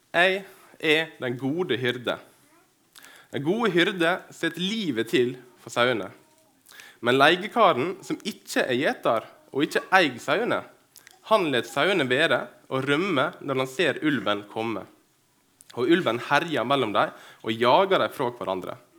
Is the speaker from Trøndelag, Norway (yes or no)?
no; Dyrkorn, Møre og Romsdal, Norway; moved away as an adult; now in Kristiansund, Norway; saudene i fjøsen hjemme på Dyrkorn. Eh, jeg bor i Kristiansund